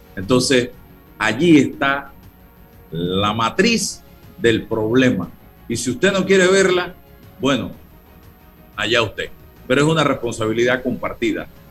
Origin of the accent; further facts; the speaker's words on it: Panama; sentí como panameño